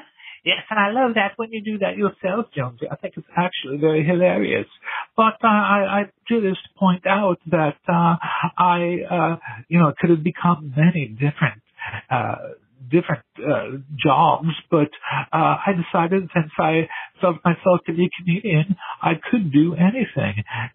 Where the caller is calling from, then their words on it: England, United Kingdom; I'm calling from England. I'd like to identify myself as one of your blind listeners.